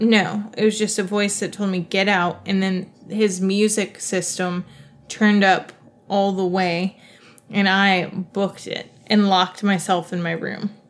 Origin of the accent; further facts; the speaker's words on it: Ohio, United States; moved away; I grew up near Wright Pat Air Force Base